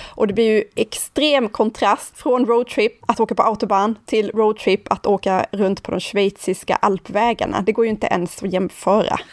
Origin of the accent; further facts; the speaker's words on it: Sweden; also born or lived in Nynäshamn; vi svenskar